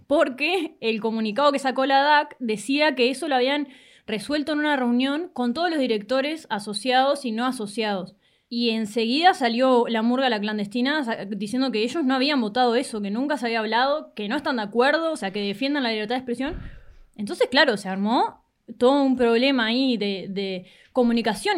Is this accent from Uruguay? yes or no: yes; La Paloma, Rocha, Uruguay; Yo crecí en La Paloma, en Rocha